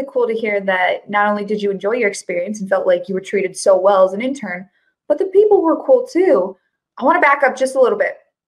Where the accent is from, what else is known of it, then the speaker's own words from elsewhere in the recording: Colorado, United States; like I mentioned, I'm from Colorado.